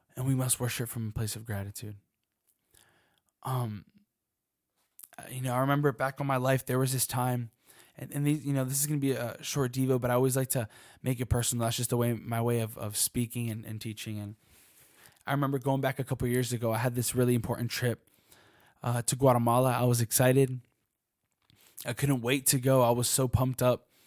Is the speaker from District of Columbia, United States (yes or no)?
yes; Washington, District of Columbia, United States; I'm from DC